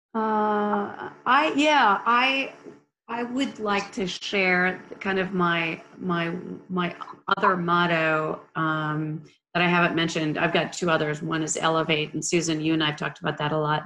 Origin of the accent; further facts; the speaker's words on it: Minnesota, United States; now in Texas, United States; I grew up in Minnesota